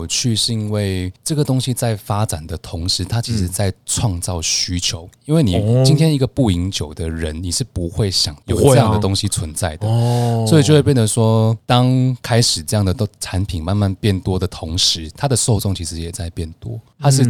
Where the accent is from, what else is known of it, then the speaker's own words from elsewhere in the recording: Malaysia; first language Chinese; moved away as an adult; now in Taipei, Taiwan; 我是马来西亚人。